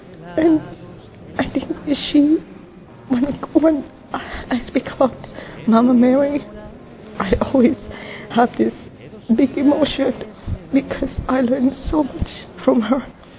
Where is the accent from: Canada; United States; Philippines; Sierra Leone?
Philippines; I'm from the Philippines.